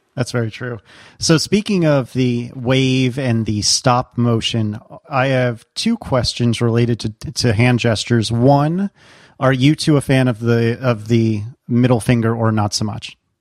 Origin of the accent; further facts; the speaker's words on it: Northeast, United States; moved away as an adult; now in Virginia, United States; somebody who is born and bred in the Northeast